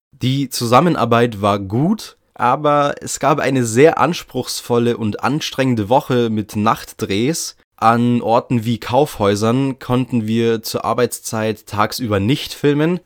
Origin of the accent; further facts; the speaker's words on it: Germany; bei uns in Deutschland